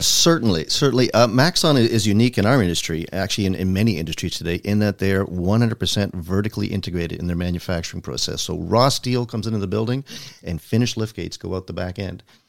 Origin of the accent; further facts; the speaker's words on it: Toronto, Ontario, Canada; growing up in Toronto